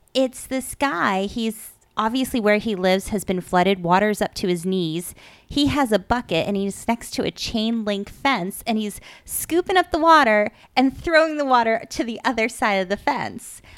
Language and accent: English; Dracut, Massachusetts, United States; moved away; I grew up in Drake at Mass, and it used to be a lot of farmland